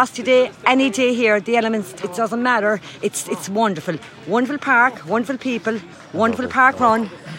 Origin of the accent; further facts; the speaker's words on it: Ballincollig, Munster, Ireland; I'm from Ballincollig